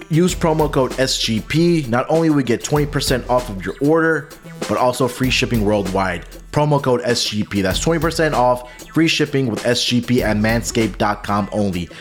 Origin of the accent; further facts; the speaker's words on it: Houston, Texas, United States; my hometown team